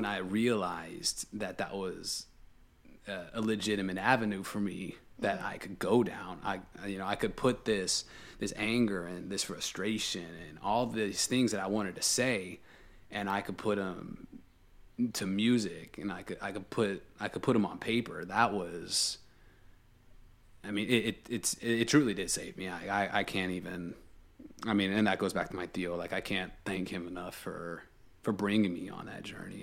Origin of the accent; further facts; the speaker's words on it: Texas, United States; I grew up in Texas my entire life